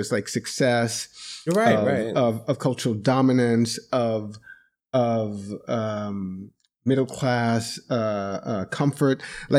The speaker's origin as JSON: {"language": "English", "country": "Jamaica", "moved": "yes", "said": "So this is where I am the black man, as a Jamaican immigrant, I want to say that I see this in this way."}